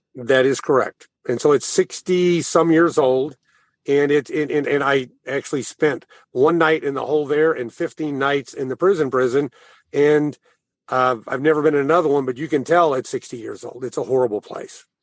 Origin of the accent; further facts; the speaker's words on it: Thayer, Missouri, United States; moved away; also born or lived in St. Louis; I'm from Thayer